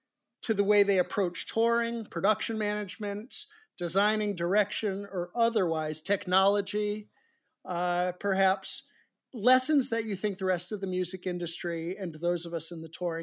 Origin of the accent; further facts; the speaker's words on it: New England, United States; Again, I grew up in New England myself.